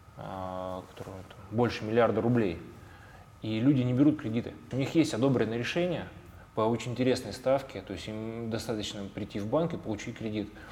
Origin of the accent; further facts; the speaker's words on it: Tyumen, Tyumen Oblast, Russia; мы находились в Тюмени и Тюменской mm-hmm. области